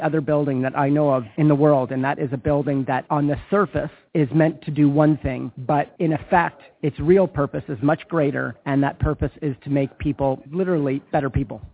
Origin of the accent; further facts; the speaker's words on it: Winnipeg, Manitoba, Canada; my hometown